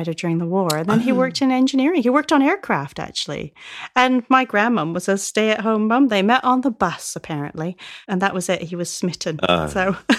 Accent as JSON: {"language": "English", "country": "Canada", "tie": "born or raised there", "lives_now": "United Kingdom", "said": "So I grew up in Canada, but we would come across here and we would go and stay in Rosebank on the Isle of Wight."}